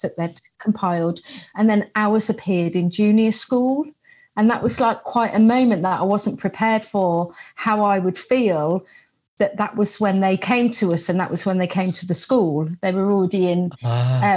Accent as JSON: {"language": "English", "town": "Coventry", "region": "West Midlands", "country": "United Kingdom", "said": "I'm from Coventry."}